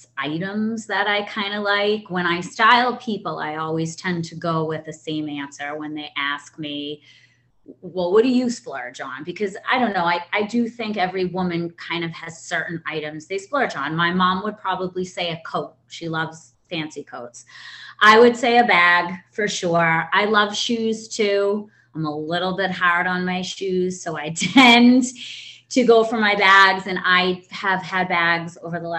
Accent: Boston, Massachusetts, United States; I'm from Boston, Massachusetts

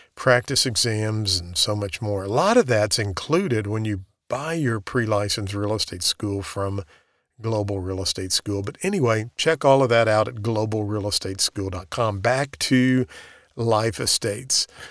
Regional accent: the Ozarks, United States; I'm from the Ozarks.

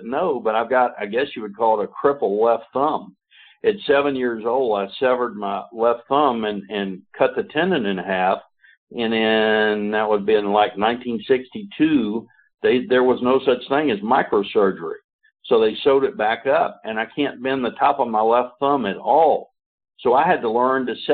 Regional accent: Atlanta, Georgia, United States; my home state

